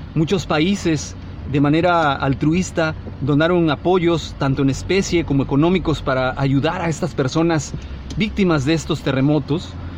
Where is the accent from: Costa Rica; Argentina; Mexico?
Mexico; como mexicanos